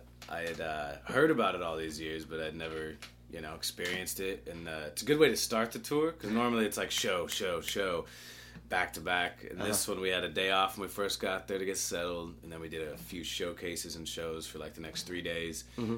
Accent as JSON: {"language": "English", "town": "Chicago", "region": "Illinois", "country": "United States", "tie": "born or raised there", "also_born_or_lived": "Nashville", "said": "I'm originally from Chicago."}